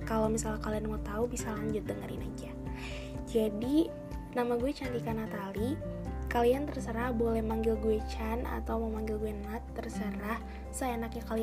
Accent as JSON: {"language": "Indonesian", "region": "Jakarta", "country": "Indonesia", "tie": "born there", "lives_now": "Bekasi, Indonesia", "said": "gue lahir di Jakarta di tanggal 20 Desember tahun 2005. Nah gue sekarang tapi tinggalnya di Bekasi"}